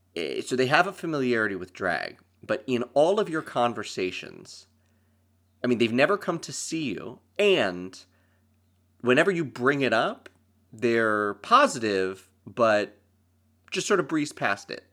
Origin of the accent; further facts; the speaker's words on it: Lancaster, Pennsylvania, United States; moved away as an adult; now in New York, United States; I'm from Lancaster, Pennsylvania, that's where I grew up and went to school